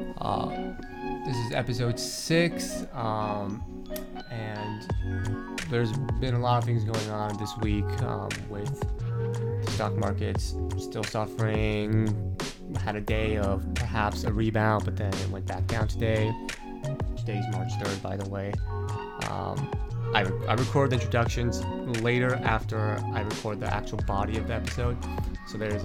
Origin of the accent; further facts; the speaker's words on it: Brazil; moved away as an adult; now in Bay Area, United States; I grew up in Brazil most of my life. And then I went to Cal to study